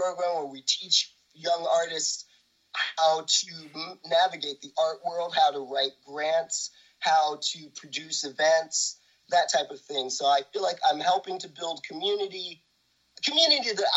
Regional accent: New York, United States; I grew up in New York

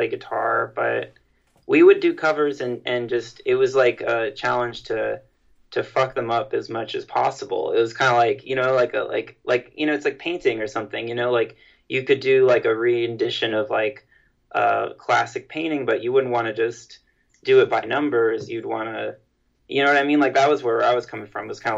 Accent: New York City, New York, United States; we're all from New York City

